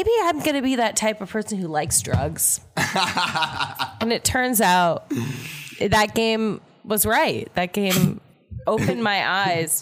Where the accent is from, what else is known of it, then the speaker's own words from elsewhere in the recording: Oakton, Virginia, United States; I'm from Northern Virginia. I'm from Oakton.